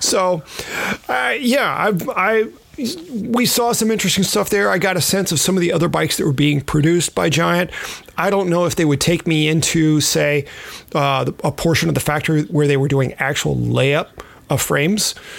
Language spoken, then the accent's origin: English; California, United States; I was from California